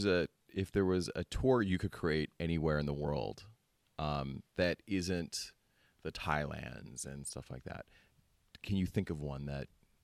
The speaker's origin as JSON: {"language": "English", "country": "Philippines", "tie": "born there", "said": "Being half Filipino myself and being born in the Philippines, I do have a lot of... you know, it's close to my heart"}